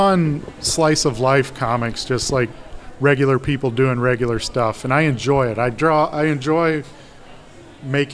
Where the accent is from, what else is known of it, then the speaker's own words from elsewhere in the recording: Memphis, Tennessee, United States; now in Chicago, United States; I'm from Memphis, Tennessee